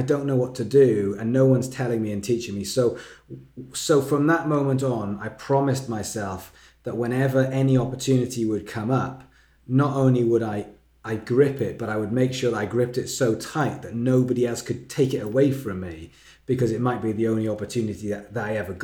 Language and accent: English; Wales, United Kingdom; moved away as an adult; now in England, United Kingdom; I'm from Wales, which is next to England, in a different country. And I moved to England to go to this music college.